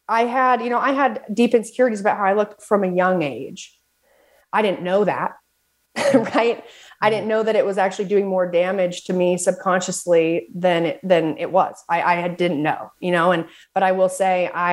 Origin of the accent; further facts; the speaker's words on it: Southern Utah, United States; also born or lived in Salt Lake City, Utah; Lived in Salt Lake City, but I am from Southern Utah